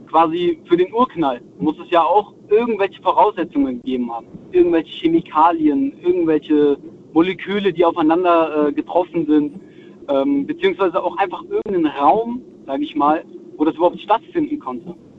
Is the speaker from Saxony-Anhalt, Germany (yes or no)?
no; Wiesbaden, Hesse, Germany; ich bin aus Wiesbaden